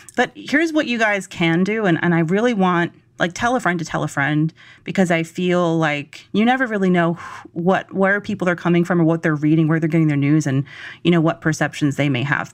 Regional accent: Georgia, United States; I'm from Georgia

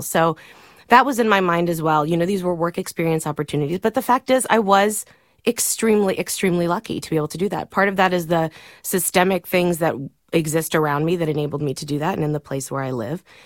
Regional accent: Miami, Florida, United States; moved away; I grew up in Miami. My dad was a Cuban immigrant

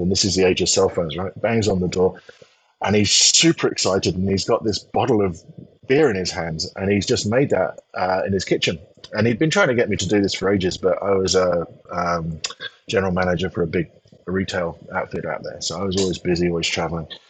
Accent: England, United Kingdom; moved away as an adult; also born or lived in Taiwan / United States; as an Englishman moving to America

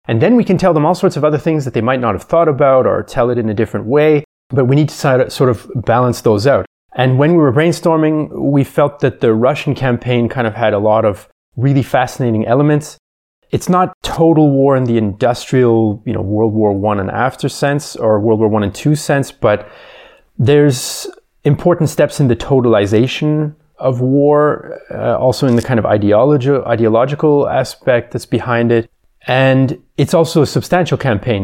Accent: Canada; now in Vienna, Austria; I'm originally from Canada, but I've been living in Vienna for quite some time

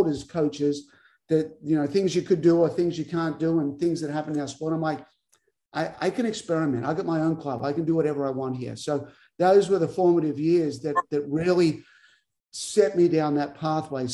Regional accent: Albury, New South Wales, Australia; moved away as an adult; also born or lived in Tulsa, Oklahoma / Waco, Texas; started my own academy at the Wodonga Tennis Center, which is close to my hometown of Albury.

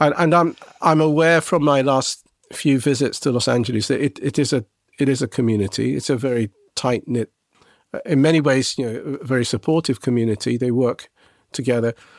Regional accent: England, United Kingdom; I was a Japanese boy growing up in England

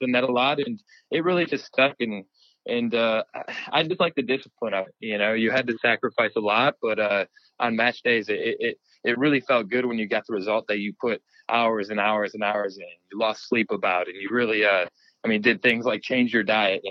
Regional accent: East Lansing, Michigan, United States; I grew up in East Lansing, Michigan

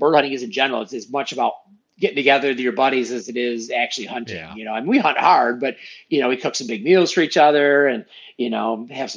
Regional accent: Muskegon, Michigan, United States; also born or lived in Grand Haven, Michigan; I was born and raised in Muskegon, which is just probably 25 minutes north of where I live now

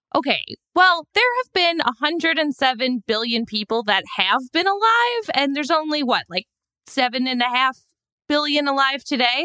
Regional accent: Chicago, Illinois, United States; now in New York City, United States; I'm from Chicago

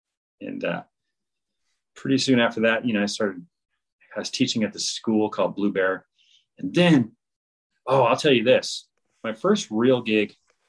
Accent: Berkeley, California, United States; I grew up in the Berkeley, Oakland area, and I went to Cal Berkeley

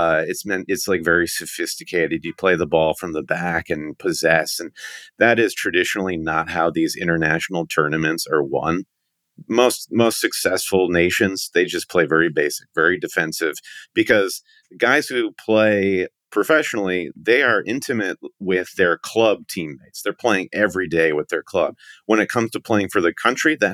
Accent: Michigan, United States; I'm from Michigan

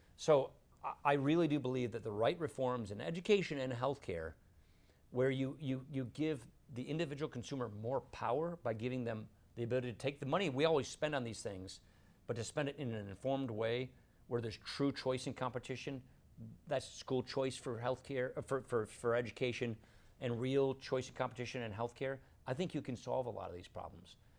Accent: Wisconsin, United States; I come from Wisconsin.

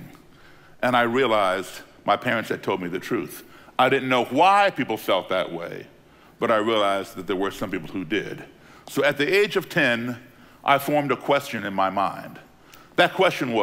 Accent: Belmont, Massachusetts, United States; also born or lived in Chicago, Illinois; At the age of 10 in 1968, my parents had moved to Belmont, Massachusetts, a suburb of Boston

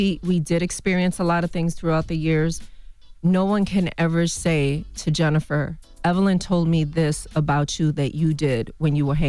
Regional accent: Bronx, New York, United States; I grew up in the Bronx.

